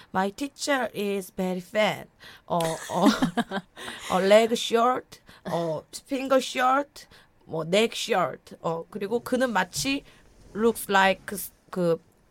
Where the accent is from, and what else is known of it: Gumi, North Gyeongsang, South Korea; accent: saturi (regional dialect); first language Korean; moved away